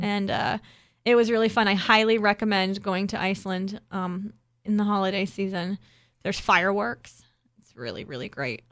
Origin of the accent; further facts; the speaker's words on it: Ohio, United States; growing up in Ohio